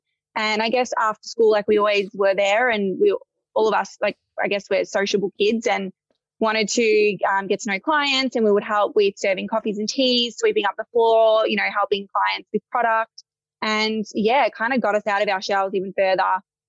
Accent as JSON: {"language": "English", "town": "Melbourne", "region": "Victoria", "country": "Australia", "tie": "born or raised there", "said": "But yes, it is a Greek background. And I guess growing up, you know, born and raised in Melbourne, with sisters."}